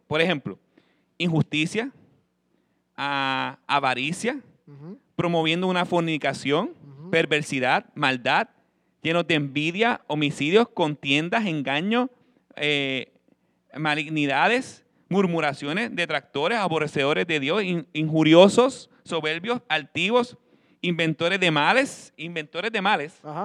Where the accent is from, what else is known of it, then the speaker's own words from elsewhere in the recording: Puerto Rico; como pueblo latino puertorriqueño